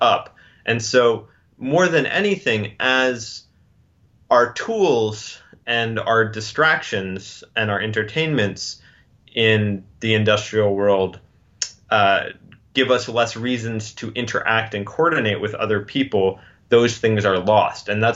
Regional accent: United States; I'm an American and I have an extraordinarily different background

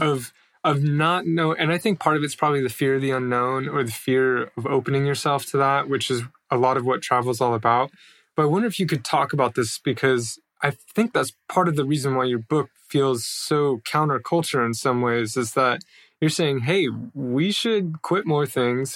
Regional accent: United States; moved away as an adult; as an American

